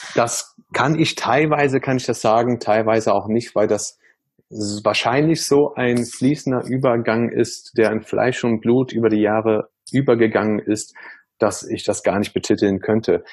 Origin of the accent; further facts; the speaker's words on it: Germany; bin ich halt auch in Deutschland sehr multikulti aufgewachsen